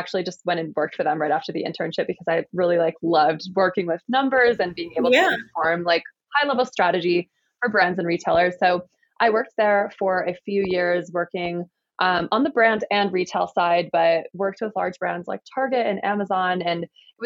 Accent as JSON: {"language": "English", "region": "Michigan", "country": "United States", "tie": "born or raised there", "moved": "as an adult", "lives_now": "Colorado, United States", "said": "I grew up in Michigan and I've lived in Colorado for about 3.5 years now."}